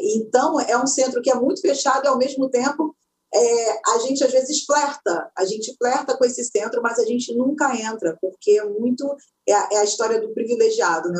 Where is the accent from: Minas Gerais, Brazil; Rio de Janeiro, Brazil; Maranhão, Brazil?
Rio de Janeiro, Brazil; São João de Meriti; eu nasci em São João de Meriti, naquele quintal de terra batida